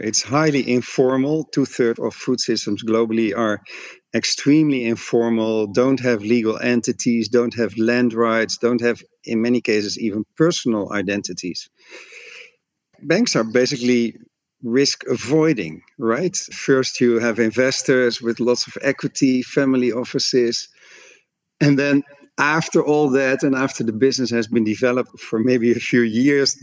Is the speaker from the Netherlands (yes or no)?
yes; Netherlands; my home country, the Netherlands